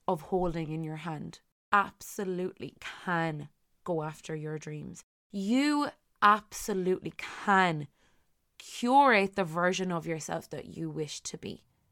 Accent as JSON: {"language": "English", "country": "Ireland", "said": "as Irish people"}